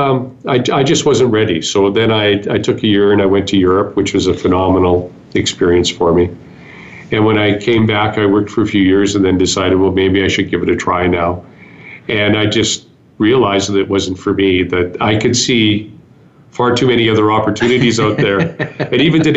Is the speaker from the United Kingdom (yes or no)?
no; Calgary, Alberta, Canada; growing up in Calgary